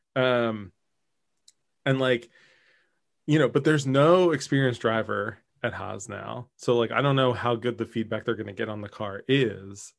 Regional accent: Philadelphia, Pennsylvania, United States; growing up in Philly

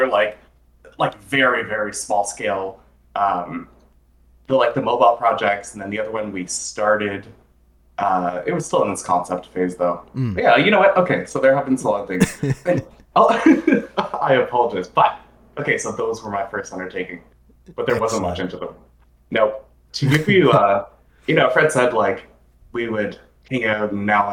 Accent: Toronto, Ontario, Canada; we're from Toronto

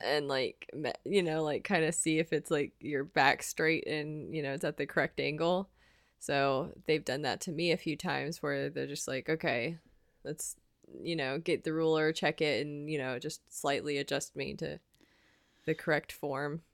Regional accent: United States; as Americans

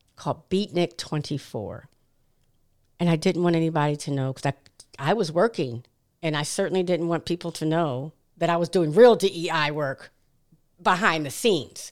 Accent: Williamsburg, Virginia, United States; also born or lived in Hampton, Virginia; growing up in Williamsburg, Virginia

